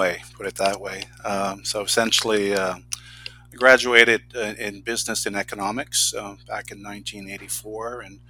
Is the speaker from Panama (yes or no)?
no; Campbellton, New Brunswick, Canada; also born or lived in Fredericton; I was a regional development officer here in northern New Brunswick. So my hometown is Camelton